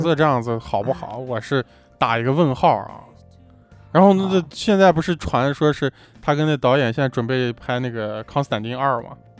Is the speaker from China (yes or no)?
yes; China; 我们作为一个就是中国人啊，土生土长的这种中国人